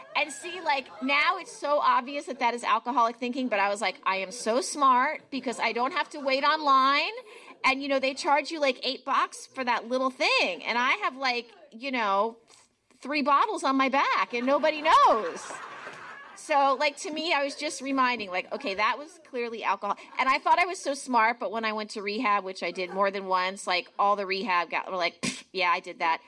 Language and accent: English; New Jersey, United States; moved away; I grew up in New Jersey.